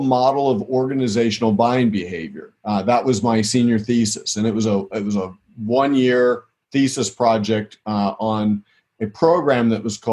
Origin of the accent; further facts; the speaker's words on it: southwestern Pennsylvania, United States; I grew up in southwestern Pennsylvania